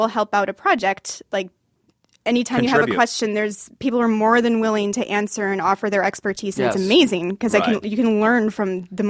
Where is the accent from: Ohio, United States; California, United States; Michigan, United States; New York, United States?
Michigan, United States; now in Los Angeles, United States; I grew up in Michigan.